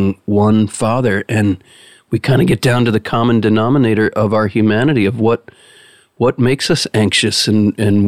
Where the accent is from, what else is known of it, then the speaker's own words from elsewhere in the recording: United States; you're struck as an American